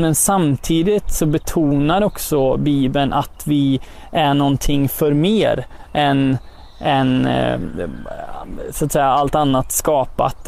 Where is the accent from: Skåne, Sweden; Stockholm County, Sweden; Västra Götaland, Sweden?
Västra Götaland, Sweden; Götene; now in Örebro, Sweden; härstammar från eh, Götene Plätta